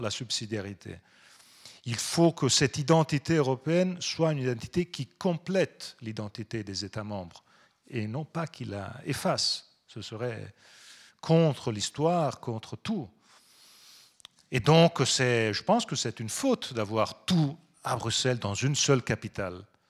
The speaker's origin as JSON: {"language": "French", "town": "Pisa", "region": "Tuscany", "country": "Italy", "second_language": "French", "said": "je viens de Toscane. On a été, je viens de Pise"}